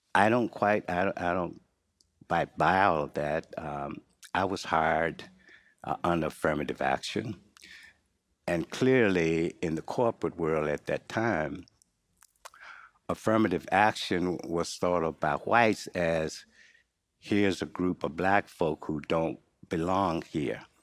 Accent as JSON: {"language": "English", "town": "Henderson", "region": "North Carolina", "country": "United States", "tie": "born or raised there", "also_born_or_lived": "Durham, North Carolina", "moved": "as an adult", "lives_now": "Pittsburgh, United States", "said": "I grew up in North Carolina, um, Henderson, uh, area particularly."}